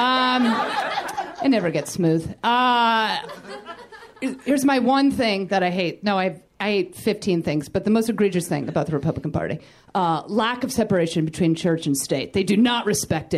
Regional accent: New York, United States; moved away as an adult; now in Los Angeles, United States; I had been in Los Angeles almost 8 years, and I'm from New York

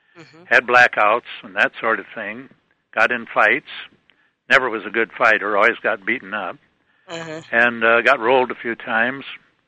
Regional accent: northeast Nebraska, United States; also born or lived in Seattle, Washington; now in Toledo, United States; I grew up in Nebraska, northeast Nebraska.

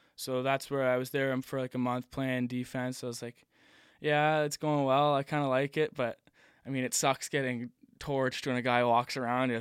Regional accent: Nova Scotia, Canada; also born or lived in Connecticut; me and Cam, um, we're from Nova Scotia. We were the two from here

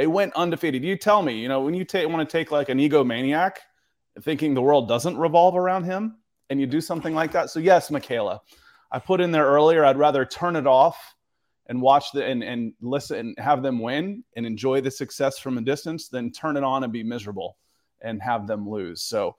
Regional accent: Atlanta, Georgia, United States; I went to Auburn, and I grew up in Atlanta, though

